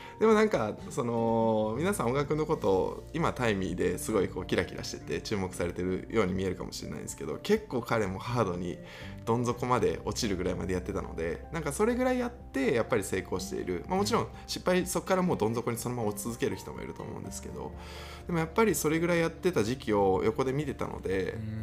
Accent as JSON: {"language": "Japanese", "region": "Kansai", "country": "Japan", "said": "僕関西組"}